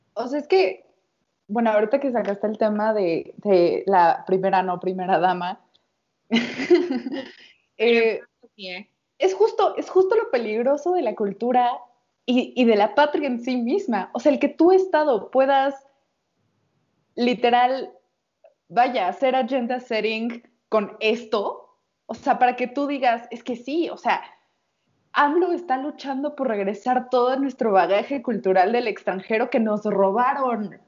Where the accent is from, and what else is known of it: Mexico